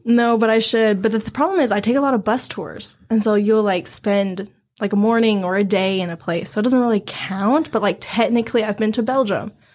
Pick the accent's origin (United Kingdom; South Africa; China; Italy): China; now in United States; I come from China